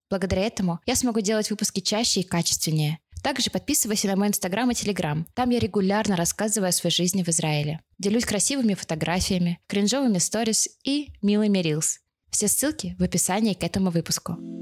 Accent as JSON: {"language": "Russian", "town": "Kaliningrad", "region": "Kaliningrad Oblast", "country": "Russia", "tie": "born or raised there", "also_born_or_lived": "Moscow, Russia", "moved": "as an adult", "lives_now": "Israel", "said": "в родном городе Калининграде с семьёй"}